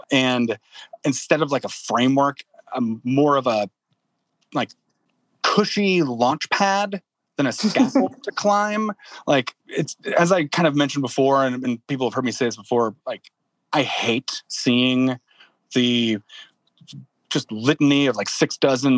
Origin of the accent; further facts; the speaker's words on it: Midwest, United States; also born or lived in New Orleans; came here by way of New Orleans, where I lived for about 6 years, but I'm a Midwesterner by heart.